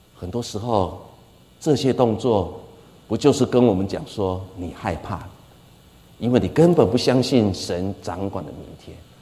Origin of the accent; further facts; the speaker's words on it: Taiwan; 我们台湾人